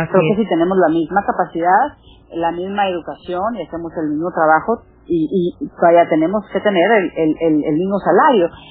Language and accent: Spanish; Monterrey, Nuevo León, Mexico; moved away; Monterrey, que es la ciudad donde yo nací, la ciudad donde vive mi hermana.